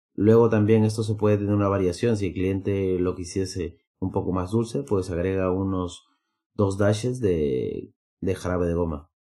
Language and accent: Spanish; Peru; now in Madrid, Spain; soy de Perú